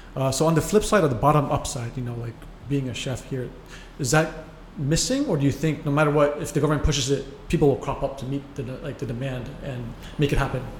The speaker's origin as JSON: {"language": "English", "country": "United States", "said": "I'm American"}